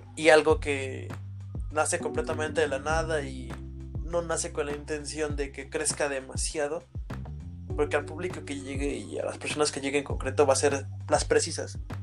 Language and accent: Spanish; Mexico; aquí en mi país, bueno, aquí en México